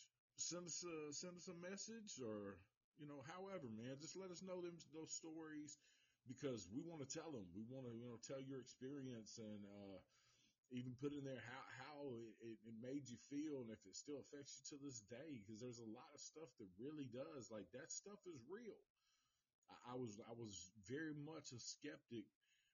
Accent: the South, United States; accent: Southern; I'm from the South

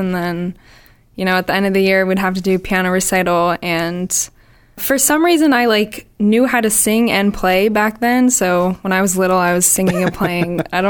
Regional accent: Boston, Massachusetts, United States; I'm from Boston.

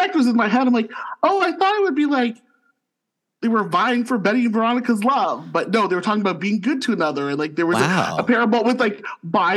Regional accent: St. Catharines, Ontario, Canada; now in Ottawa, Canada; born and raised in St. Catharines, Ontario, and now living in the nation's capital of Ottawa

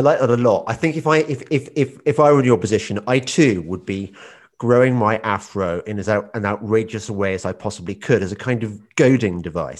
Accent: England, United Kingdom; That's because I'm from the Midlands too, so I understand

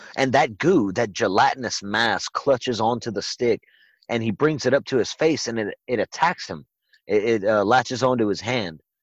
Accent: Louisiana, United States; it was shot in my home state

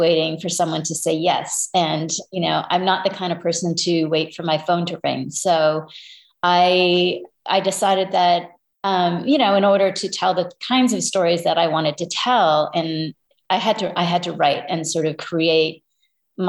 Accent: Toronto, Ontario, Canada; now in United States; I was born in Toronto and grew up in Canada

